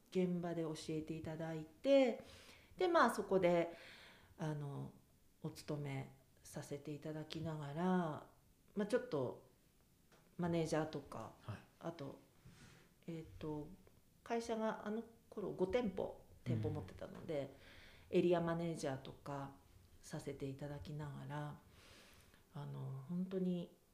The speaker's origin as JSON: {"language": "Japanese", "town": "Kiso", "region": "Nagano", "country": "Japan", "tie": "born or raised there", "also_born_or_lived": "Tokyo", "moved": "as an adult", "said": "私はもう駅前で育っている"}